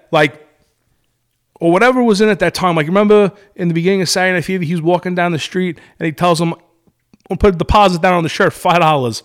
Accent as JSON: {"language": "English", "town": "Brooklyn", "region": "New York", "country": "United States", "said": "I'm from New York, I'm from Brooklyn, I'm Italian"}